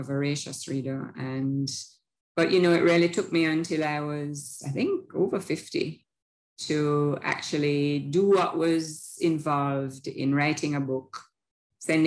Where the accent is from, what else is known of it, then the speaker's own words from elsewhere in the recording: Kingston, Jamaica; I grew up in Kingston.